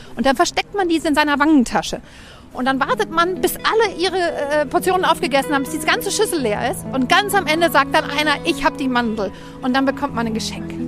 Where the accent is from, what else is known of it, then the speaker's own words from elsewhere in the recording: Hamburg, Germany; moved away as an adult; now in Copenhagen, Denmark; ich komme aus dem Vorort von Hamburg